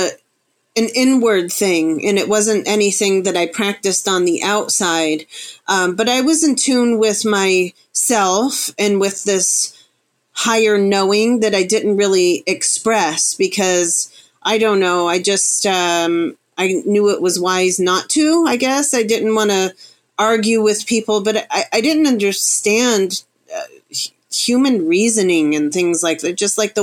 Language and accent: English; Florida, United States; also born or lived in Chicago, United States / Arkansas, United States; And prior to that, I was in the Ozarks, the Ozark Mountain Range in Arkansas. But I grew up in South Florida, born in Chicago. So I've been around.